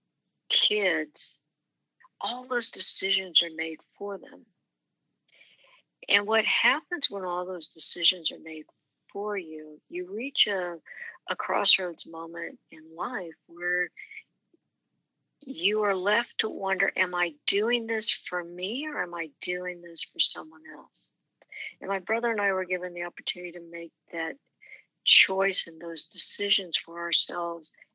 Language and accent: English; Manhattan, Kansas, United States; It was a very enjoyable journey growing up in Manhattan